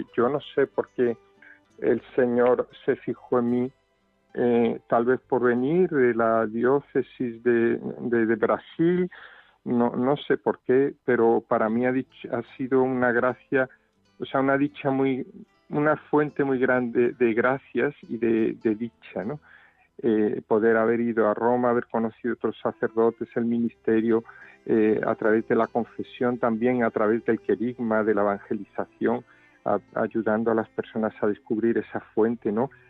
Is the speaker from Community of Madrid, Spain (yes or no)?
no; Cádiz, Andalusia, Spain; moved away as an adult; also born or lived in Rome / Brazil; now in Seville, Spain; aunque nunca viví porque mi padre era marino y, fuimos criados en Cádiz, a 100 kilómetros de aquí